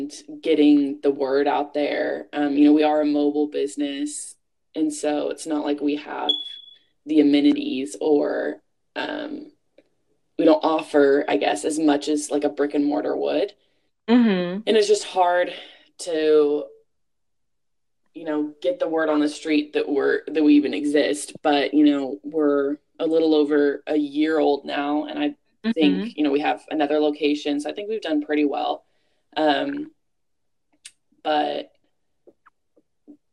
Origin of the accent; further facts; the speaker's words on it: Bakersfield, California, United States; my hometown of Bakersfield